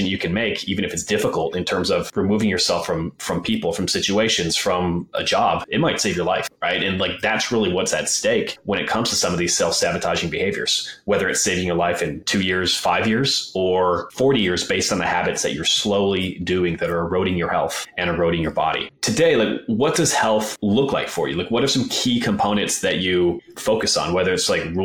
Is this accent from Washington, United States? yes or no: no; Wisconsin, United States; moved away as an adult; also born or lived in Colorado; I grew up in Wisconsin